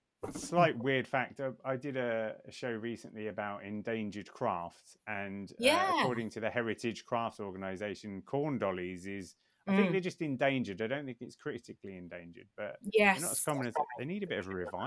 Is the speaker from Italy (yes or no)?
no; Bedfordshire, East of England, United Kingdom; I grew up in Bedfordshire